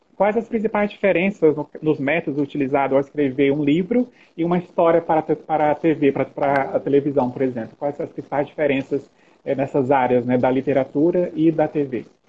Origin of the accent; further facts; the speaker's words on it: Brazil; Nós somos aqui do Brasil